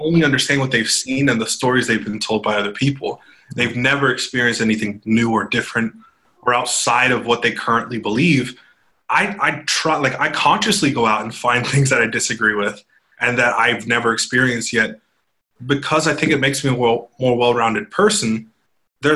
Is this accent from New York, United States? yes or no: no; right outside of San Francisco, California, United States; I grew up right outside of San Francisco